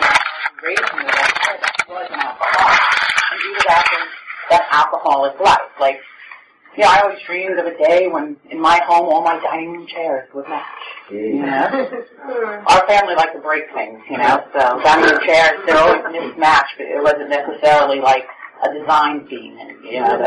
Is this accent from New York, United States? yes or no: yes; New York City, New York, United States; now in Oceanside, United States; I grew up in Brooklyn